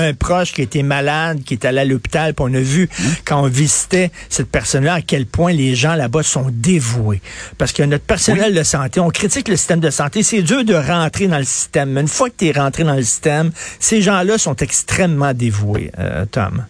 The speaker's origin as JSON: {"language": "French", "country": "Canada", "said": "moi, je suis un Canadien, je suis pas un Américain"}